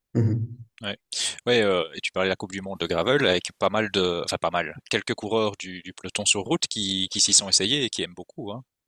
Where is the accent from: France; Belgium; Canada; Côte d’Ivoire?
Belgium; on est belge